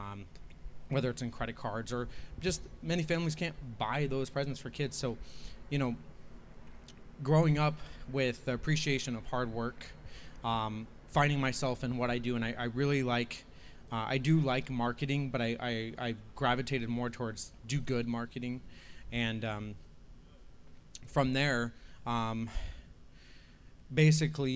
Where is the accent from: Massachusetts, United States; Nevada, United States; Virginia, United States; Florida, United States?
Nevada, United States; Las Vegas; also born or lived in Vermont; I grew up here in Las Vegas. My family moved here when I was 6 years old